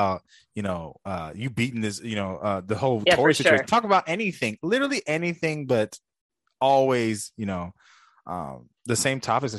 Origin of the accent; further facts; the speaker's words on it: Jamaica; I mean, for Talia, I'm Jamaican. So I'm always, you know, rooting for my people to do something great.